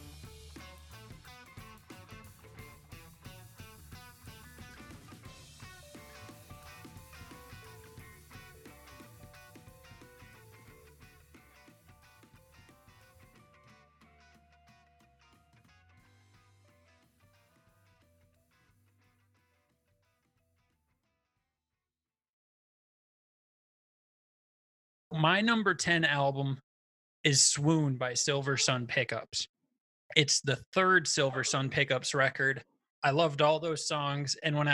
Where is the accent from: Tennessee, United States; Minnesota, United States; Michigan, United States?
Minnesota, United States; Blooming Prairie; I grew up with him in Blooming Prairie, Minnesota